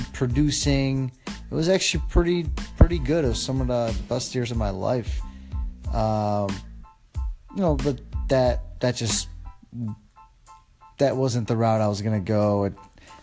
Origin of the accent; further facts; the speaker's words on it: Chicago, Illinois, United States; also born or lived in Poland; Then came here at the age of 5 to America, and I've been pretty much raised in Chicago, the Chicagoland area, all my life